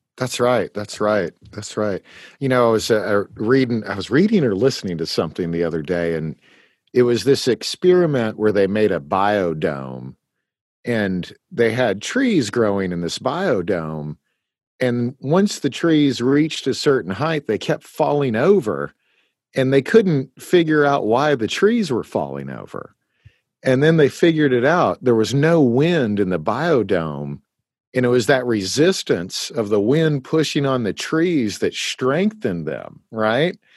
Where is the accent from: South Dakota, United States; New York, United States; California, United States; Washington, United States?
Washington, United States; Eastern; I was born in in Washington State and lived in Eastern Washington